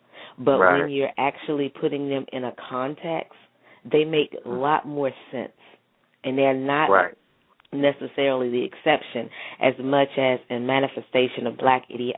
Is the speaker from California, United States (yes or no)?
no; Gulfport, Mississippi, United States; when I was growing up in Gulfport, Mississippi, and this was in the 80s